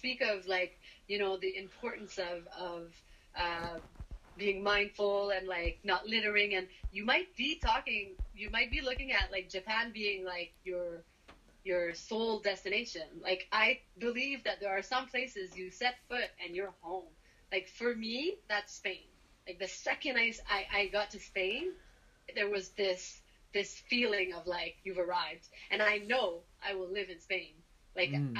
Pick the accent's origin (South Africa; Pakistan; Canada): Canada; as Canadians